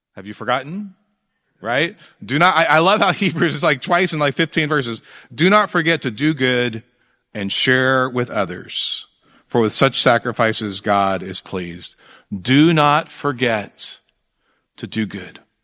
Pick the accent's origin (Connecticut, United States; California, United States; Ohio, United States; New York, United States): California, United States; Fresno; I grew up in Fresno